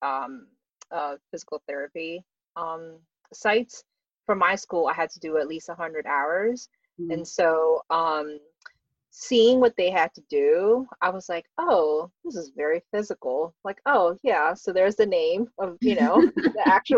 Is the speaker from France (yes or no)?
no; Philippines; I'm Filipino, we eat rice every day